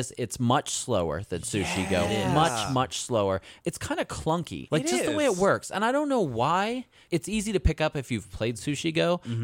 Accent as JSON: {"language": "English", "country": "United States", "said": "I'm also American and I went to public school here."}